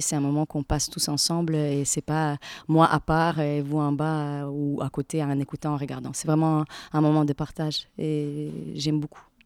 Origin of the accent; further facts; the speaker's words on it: Latvia; French is a second language; moved away as an adult; now in France; j'ai eu mon équivalent de bac en Lettonie, c'est de là que je viens